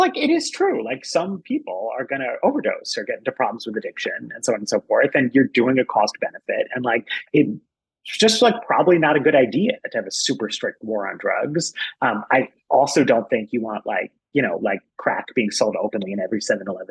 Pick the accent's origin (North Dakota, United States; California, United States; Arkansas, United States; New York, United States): New York, United States; New York City; I was a kid. I grew up in New York and Rudy Giuliani was mayor